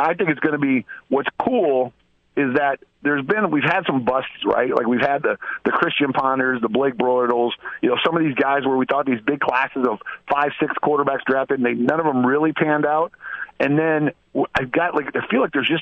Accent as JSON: {"language": "English", "region": "Iowa", "country": "United States", "tie": "born or raised there", "said": "growing up in Iowa"}